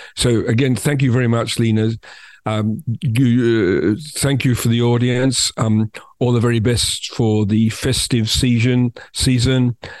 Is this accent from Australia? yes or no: yes; Australia; as somebody from Australia